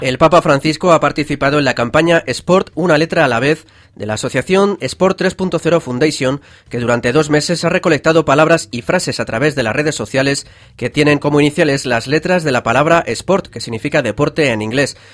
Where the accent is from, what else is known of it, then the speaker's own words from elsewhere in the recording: San Fernando de Henares, Community of Madrid, Spain; Yo soy de San Fernando de Henares, aquí en la Comunidad de Madrid